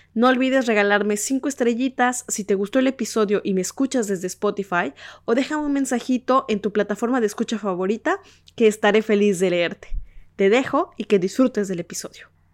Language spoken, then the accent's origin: Spanish; Mexico; moved away as an adult; now in France; soy mexicana y allá en México durante muchos años practiqué la danza